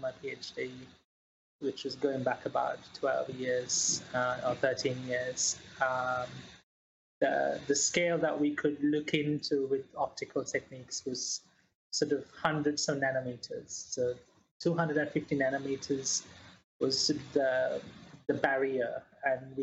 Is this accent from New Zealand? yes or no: yes; New Zealand; also born or lived in Sri Lanka; now in Sheffield, United Kingdom; I was born in Sri Lanka and grew up quite a lot in New Zealand